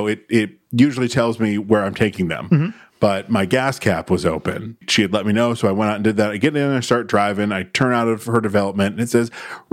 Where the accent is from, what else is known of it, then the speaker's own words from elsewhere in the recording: Syracuse, New York, United States; I'm from Syracuse